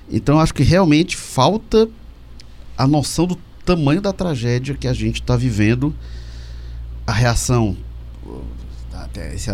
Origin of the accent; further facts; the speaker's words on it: Northeast Region, Brazil; Eu acho que isso cabe a nós, a nós que somos nordestinos e, e fazer esse alerta e chamar a atenção.